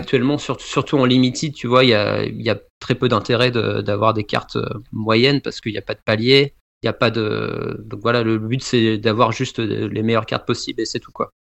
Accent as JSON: {"language": "French", "area": "Bordeaux region", "region": "Nouvelle-Aquitaine", "country": "France", "also_born_or_lived": "Paris region, France", "moved": "as an adult", "lives_now": "Canada", "said": "Je viens de la région bordelaise et après j'ai fait mes études et j'ai commencé à travailler. J'ai vécu une quinzaine d'années après en région parisienne"}